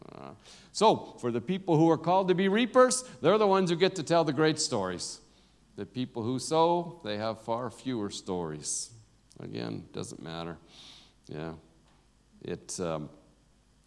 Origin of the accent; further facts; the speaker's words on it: United States; now in South Africa; me as an American. Everybody knows I'm an American. The way I talk